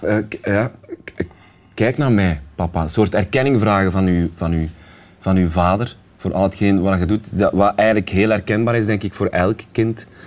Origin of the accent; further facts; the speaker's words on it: Sint-Niklaas, Flanders, Belgium; in de Stadsschouwburg in Sint Niklaas, waar ik vandaan kom